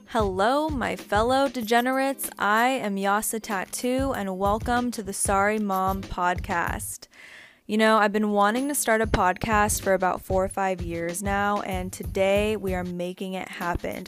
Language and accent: English; San Francisco Bay Area, California, United States; I grew up in the San Francisco Bay Area